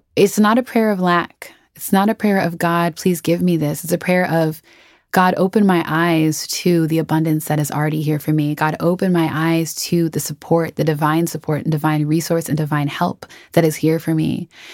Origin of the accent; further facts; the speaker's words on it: Twin Cities, Minnesota, United States; moved away as an adult; I am from Minnesota. I grew up in the Twin Cities, um, so the Saint Paul, Minneapolis area, from birth to when I, when I left in my early twenties